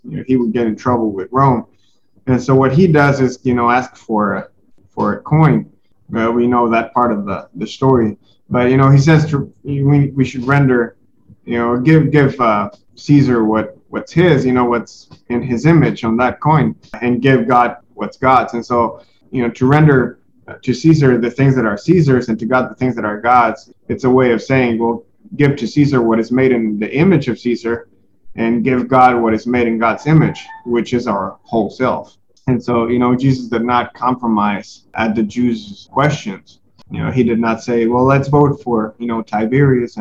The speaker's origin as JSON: {"language": "English", "country": "Mexico", "said": "I'm from Mexico and I love Mexico"}